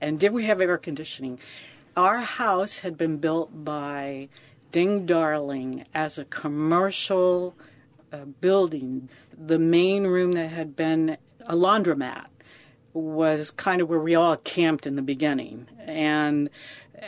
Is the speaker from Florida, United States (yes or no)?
yes; Captiva, Florida, United States; I was in Captiva